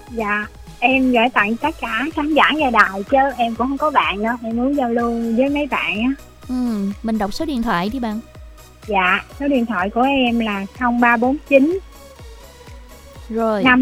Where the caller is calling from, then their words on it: District 12, Ho Chi Minh City, Vietnam; Tên … ở quận 12 á chị.